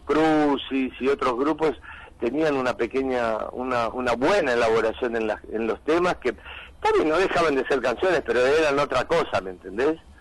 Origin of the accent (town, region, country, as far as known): Argentina